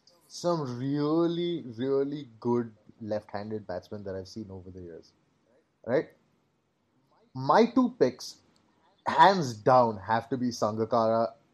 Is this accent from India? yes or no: yes; India; we're Indian.